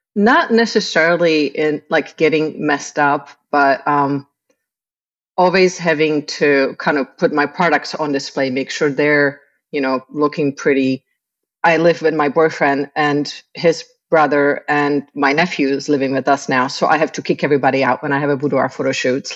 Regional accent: Prague, Czechia; moved away as an adult; now in Tampa Bay, United States; I was born in the Czech Republic.

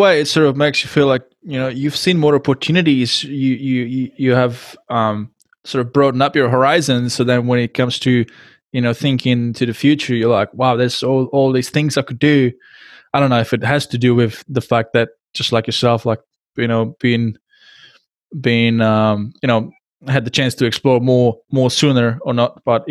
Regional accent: Frýdek-Místek, Moravian-Silesian Region, Czechia; I come from a town which was split by a river. It used to be two towns. The name of the town now is called Friedek Miestek.

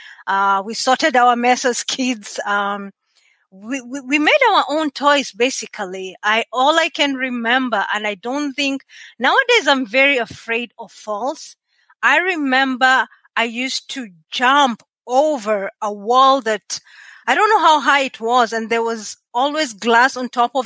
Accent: Nairobi, Kenya; accent: Kenyan; moved away as an adult; also born or lived in rural Kenya; now in Canada; I was born in Nairobi, Kenya, which is the capital city. Until sometime in my high school, we ended moving to the rural areas in Kenya

